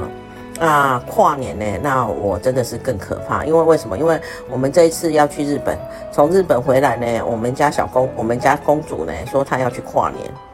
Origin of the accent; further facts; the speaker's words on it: Taiwan; now in South Africa; 因为我们台湾人啊